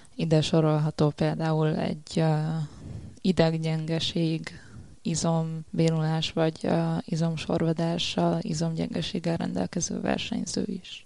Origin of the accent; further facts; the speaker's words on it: Szombathely, Vas, Hungary; szombathelyi vagyok